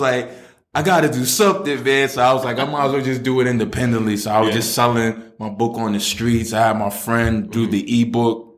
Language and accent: English; New York City, New York, United States; also born or lived in Queens / the Bronx / Staten Island / New Jersey; I'm from Brooklyn. Um, I've moved around a lot.